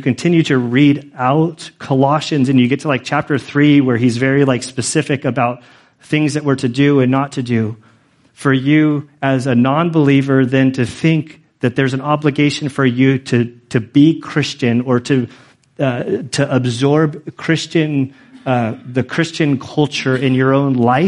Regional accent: Carmel, California, United States; I was born in Carmel, California, in 1974

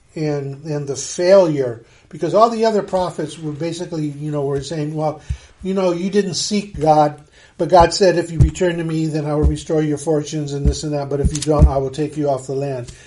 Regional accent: United States; as an American

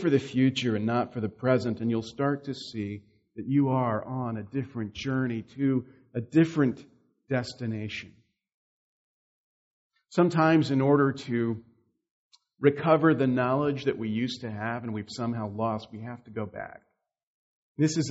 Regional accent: the South, United States; moved away; I'm from the South, which is very different from here

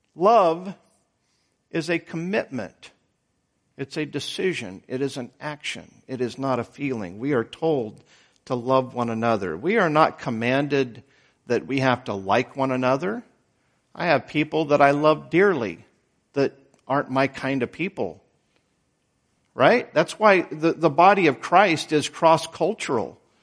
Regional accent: Idaho, United States; moved away; I was born in Idaho. That's out west.

